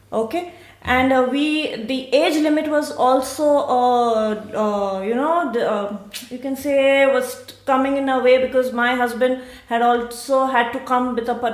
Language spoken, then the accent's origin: English; Mumbai, Maharashtra, India; moved away as an adult; also born or lived in Pune; now in Siegen, Germany; I come from India. Uh, I'm born in uh, Mumbai, the city of love, music, and Bollywood. Um, here in Germany, I'm staying in uh, Siegen and I have uh, come one and a half years back